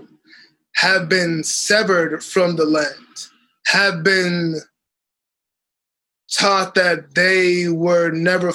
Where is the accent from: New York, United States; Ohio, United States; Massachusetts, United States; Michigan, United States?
Massachusetts, United States; Boston; also born or lived in Dominica; I grew up in Boston, but I grew up with all of my aunties always planting things